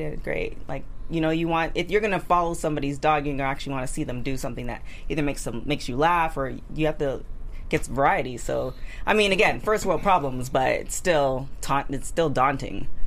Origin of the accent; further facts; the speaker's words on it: Canada; I'm Canadian